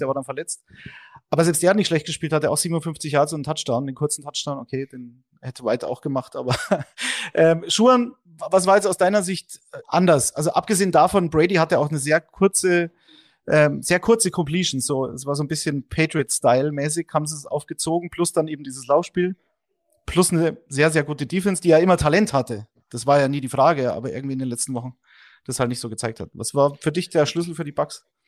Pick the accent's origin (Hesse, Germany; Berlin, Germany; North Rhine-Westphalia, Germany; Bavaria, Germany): Bavaria, Germany; Munich; München, das ist meine Heimatstadt